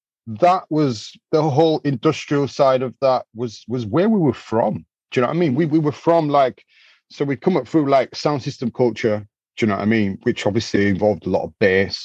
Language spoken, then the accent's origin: English; Leeds, Yorkshire and the Humber, United Kingdom; we come from Leeds is a textile city